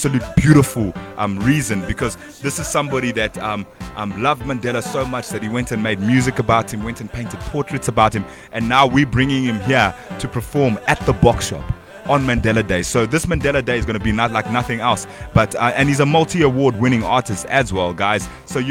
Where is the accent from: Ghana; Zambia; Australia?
Zambia; Kitwe, Copperbelt Province; now in South Africa; I'm from Zambia